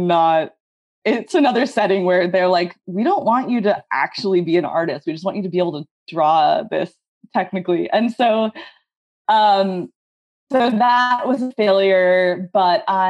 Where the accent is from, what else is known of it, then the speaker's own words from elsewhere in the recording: Northern California, United States; also born or lived in Tacoma / Oakland; I grew up in Northern California